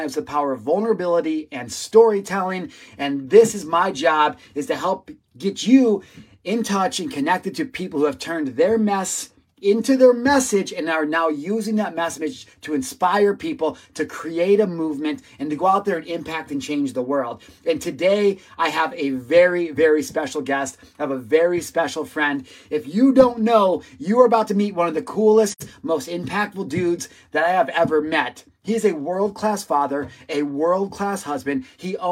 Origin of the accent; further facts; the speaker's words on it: Illinois, United States; I'm from Illinois